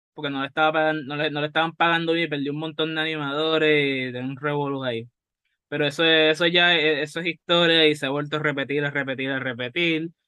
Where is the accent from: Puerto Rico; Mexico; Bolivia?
Puerto Rico; aquí en Puerto Rico, especialmente como somos, somos bilingües